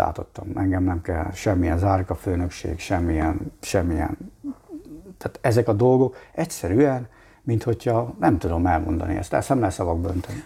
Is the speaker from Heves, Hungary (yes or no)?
no; Mosonmagyaróvár, Győr-Moson-Sopron, Hungary; moved away as an adult; also born or lived in Budapest; Moson Magyaróváron nőttem fel